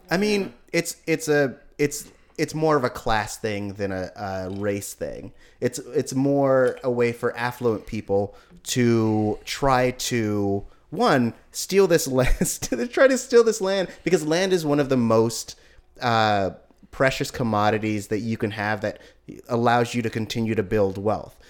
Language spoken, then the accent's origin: English; Oakland, California, United States; I'm from Oakland